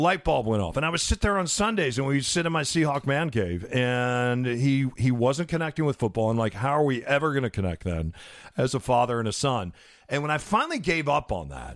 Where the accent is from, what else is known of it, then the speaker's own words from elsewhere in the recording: Midwest, United States; I'm from the Midwest, so we still have supper